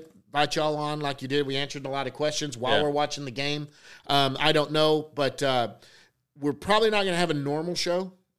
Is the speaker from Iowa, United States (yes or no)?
no; Duncanville, Texas, United States; also born or lived in Arkansas; I'm from Duncanville, South Grand Prairie.